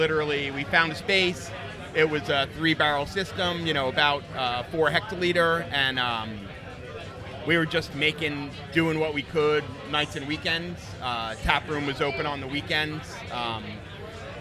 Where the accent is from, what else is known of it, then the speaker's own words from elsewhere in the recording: Princeton, New Jersey, United States; moved away as an adult; now in New York, United States; I grew up in outside of Princeton, New Jersey, and came to New York to go to NYU, and I've been here since